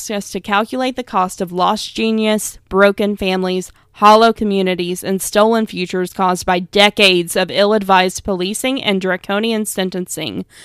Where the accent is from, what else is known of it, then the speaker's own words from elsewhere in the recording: Virginia, United States; I ask you to remember the story from my home state of Virginia, Kemba Smith.